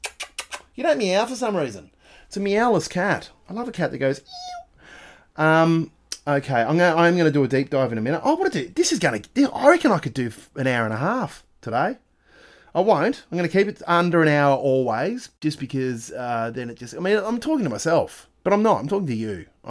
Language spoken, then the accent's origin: English; Australia; We are Australian.